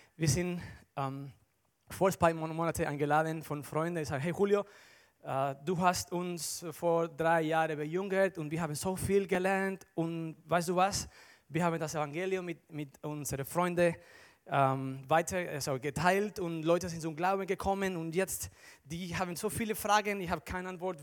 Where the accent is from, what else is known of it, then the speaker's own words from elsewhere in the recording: Dominican Republic; German is a second language; moved away as an adult; also born or lived in Barcelona, Spain; now in Germany; ich komme aus der Dominikanischen Republik